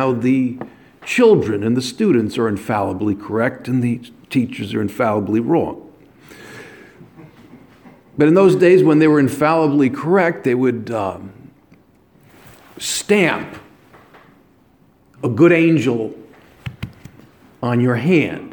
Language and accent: English; New York area, United States; I came from the New York area